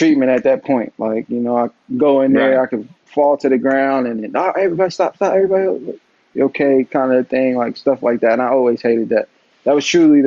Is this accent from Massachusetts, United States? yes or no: no; Atlanta, Georgia, United States; my hometown